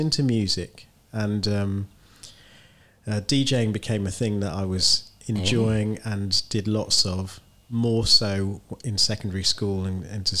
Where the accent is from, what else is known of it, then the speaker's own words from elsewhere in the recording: Bromley, London, United Kingdom; And we grew up in Bromley. Most of my conscious life was in Bromley, a suburb of London.